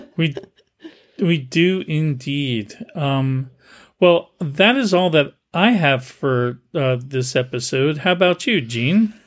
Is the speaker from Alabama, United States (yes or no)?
no; Milltown, New Jersey, United States; moved away; my hometown, I grew up in Milltown, New Jersey